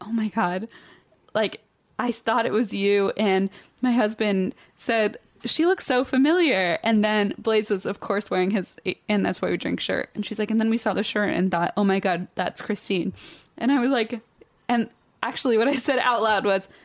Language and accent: English; Cincinnati, Ohio, United States; I'm from Cincinnati.